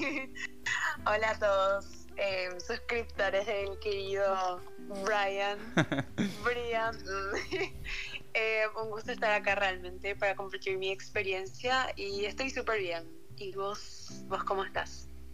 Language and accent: Spanish; Luque, Central, Paraguay; yo soy de Luque, de la República de Luque